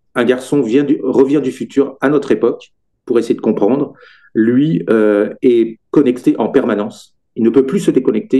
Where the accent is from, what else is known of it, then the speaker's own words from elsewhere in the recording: Brittany, France; moved away as an adult; now in Sarthe, France; je suis originaire de Bretagne